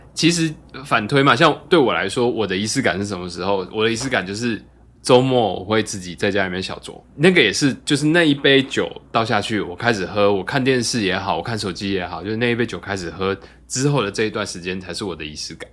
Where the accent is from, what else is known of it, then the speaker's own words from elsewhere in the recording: Kaohsiung, Taiwan; 然后跟小时候在高雄喝的情境又串起来